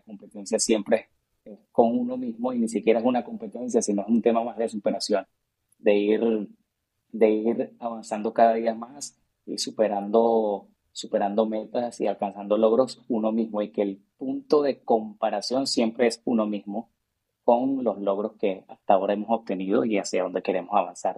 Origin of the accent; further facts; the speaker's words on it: Caracas, Capital District, Venezuela; moved away; also born or lived in Mexico; yo nací en Caracas, Venezuela